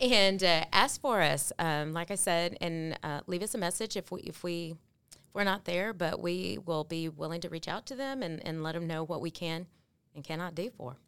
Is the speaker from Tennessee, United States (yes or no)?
no; Waco, Texas, United States; I grew up here in Waco, and so my dad is from Mexico